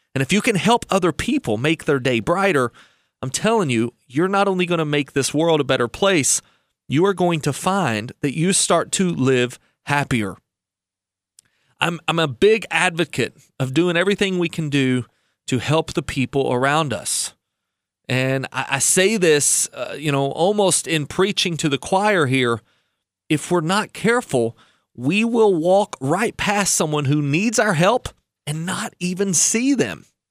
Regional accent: United States; as an American

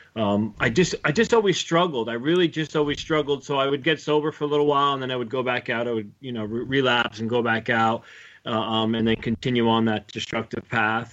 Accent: United States; I grew up right outside of Manhattan

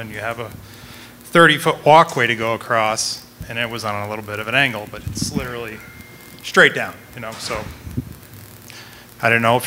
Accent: Connecticut, United States; I'm actually from Connecticut

